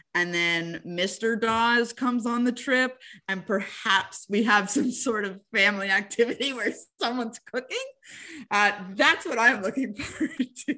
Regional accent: Montreal, Quebec, Canada; I'm from Montreal and that I covered the team for so long

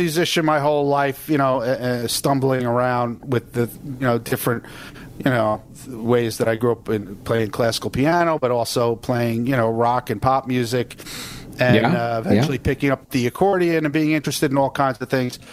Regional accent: Long Island, New York, United States; I grew up on Long Island

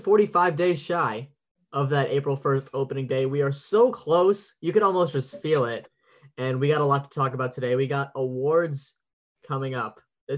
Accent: New York, United States; I'm from New York

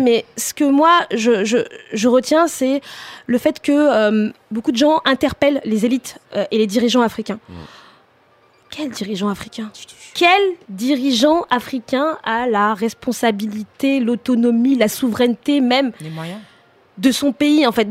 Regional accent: France; je suis née en France

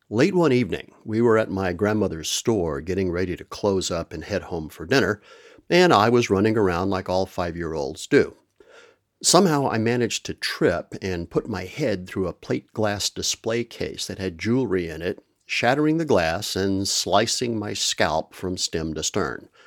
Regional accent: Permian Basin of West Texas, United States; also born or lived in Amarillo, Texas / Roswell, New Mexico; I am originally from the American Southwest, the Permian Basin of West Texas, to be exact. I was born in Amarillo, way up in the Panhandle, but my maternal grandparents lived in Roswell, New Mexico, so we spent a lot of time there when I was a kid

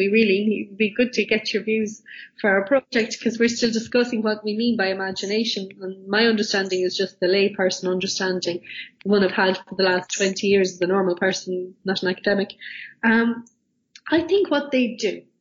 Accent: Ireland; I'm Irish

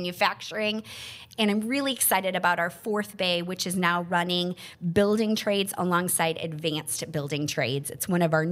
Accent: Lincoln-Way District, Illinois, United States; So I grew up in Lincoln Ways District, where it was a comprehensive high school of over 5,000 students

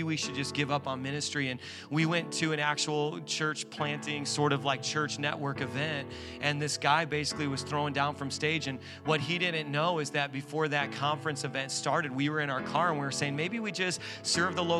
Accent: Indiana, United States; moved away as an adult; now in New York, United States; We're from Indiana

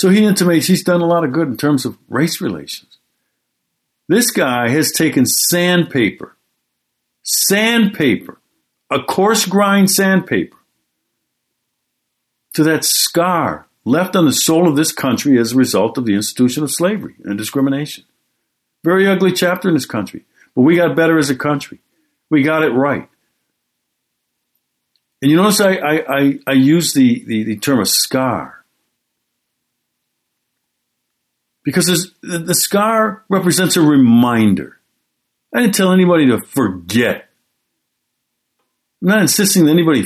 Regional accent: Milwaukee, Wisconsin, United States; my hometown, Milwaukee, Wisconsin

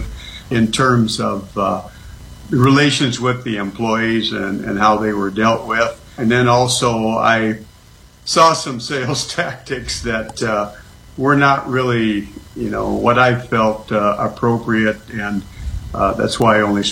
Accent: western Iowa, United States; moved away as an adult; also born or lived in Wisconsin; now in Leesburg, United States; I grew up in a couple of very small towns in western Iowa in a very, very rural agricultural area

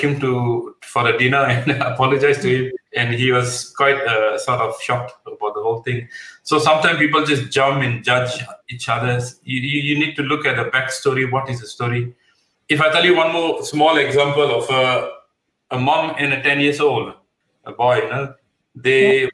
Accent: Malaysia; moved away as an adult; now in United Kingdom; I'm I'm originally from Malaysia. I've been here for the last thirty over years.

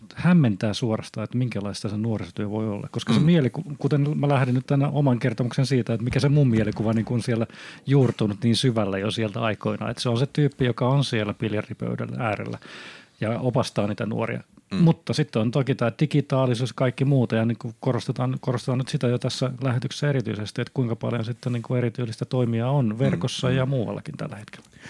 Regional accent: Honkajoki, Satakunta, Finland; se mun mielikuva nuorisotyöntekijästä on siellä lapsuudessa isk- iskostettu Honkajoen pienessä puutalossa

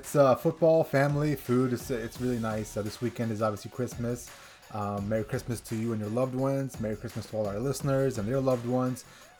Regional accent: United States; I'm an American, all right?

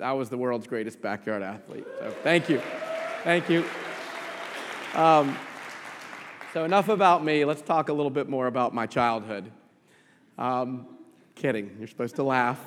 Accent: Atlanta, Georgia, United States; I was born and raised in Atlanta

